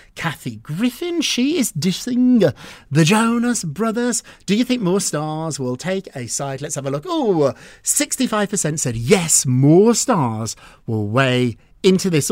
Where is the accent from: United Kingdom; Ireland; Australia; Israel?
United Kingdom; also born or lived in Edinburgh; I'm British. I went to school in Edinburgh.